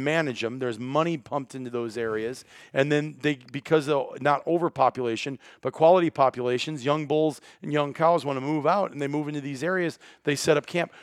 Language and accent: English; Iowa, United States; the counties where I grew up in Iowa